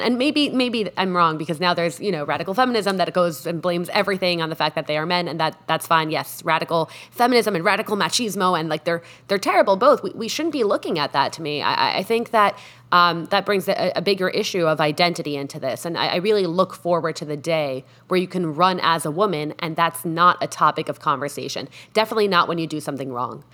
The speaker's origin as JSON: {"language": "English", "country": "Mexico", "also_born_or_lived": "United States", "moved": "yes", "said": "Mexico, my home country"}